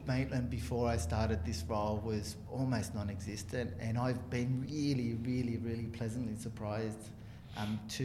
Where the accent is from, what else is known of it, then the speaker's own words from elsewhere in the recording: Chile; now in Australia; I was born in Chile and you know, grew up with it as a cultural thing, as well as a kind of the predominant sport where I grew up